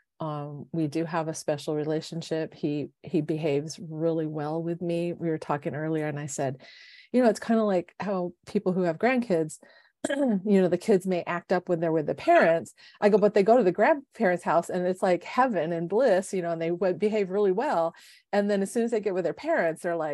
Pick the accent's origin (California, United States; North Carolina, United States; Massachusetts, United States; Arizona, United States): California, United States; San Diego; So I was born and raised in San Diego.